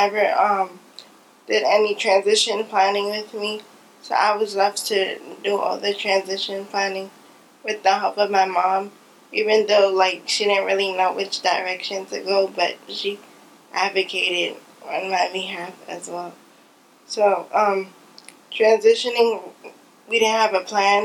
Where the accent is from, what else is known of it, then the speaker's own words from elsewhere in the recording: New York City, New York, United States; I'm from Brooklyn, and I go to school at CUNY School of Professional Studies